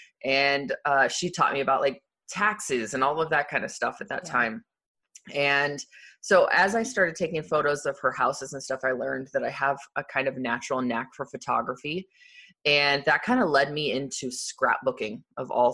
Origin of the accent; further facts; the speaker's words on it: Arizona, United States; I grew up in Arizona